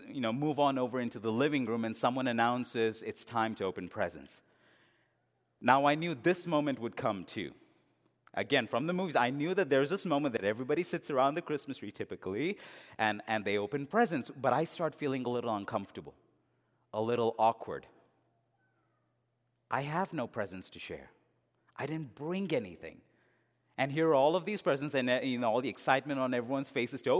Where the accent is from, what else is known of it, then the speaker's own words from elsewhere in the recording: India; also born or lived in England; All that I'd seen in those movies growing up in India and in England, it was all there.